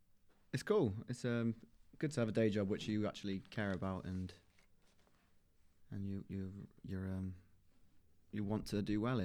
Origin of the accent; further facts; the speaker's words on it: Colwyn Bay, Wales, United Kingdom; So I come from a town called Colwyn Bay, which is North Wales, not far from the border between England and Wales. It's quite a big town, and it's not very Welsh.